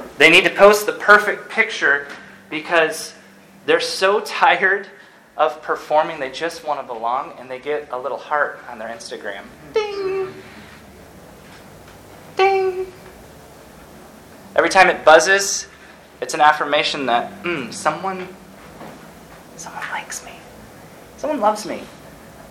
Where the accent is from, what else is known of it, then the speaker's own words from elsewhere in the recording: Ann Arbor, Michigan, United States; I'm from Ann Arbor